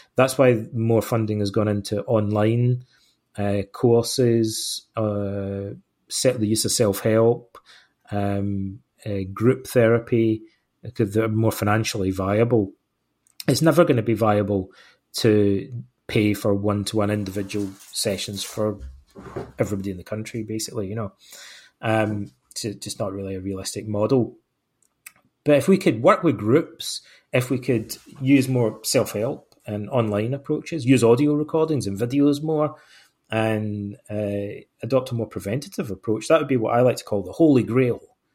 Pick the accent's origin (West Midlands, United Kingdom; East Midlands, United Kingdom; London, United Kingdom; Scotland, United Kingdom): Scotland, United Kingdom; Ayr; moved away as an adult; also born or lived in Aberdeen / England / Canada / Greece; I was born in Ayr, in, I grew up in Ayrshire, on the west coast of Scotland.